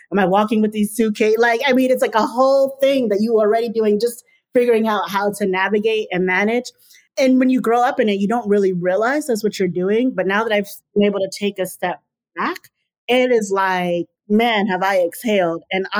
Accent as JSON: {"language": "English", "region": "New York", "country": "United States", "said": "I mean, I, you know, we're from New York."}